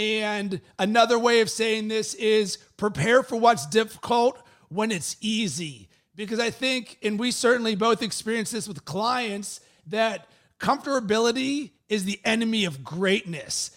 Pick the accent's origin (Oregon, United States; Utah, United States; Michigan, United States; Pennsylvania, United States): Pennsylvania, United States; Pittsburgh; moved away; originally, I'm from Pittsburgh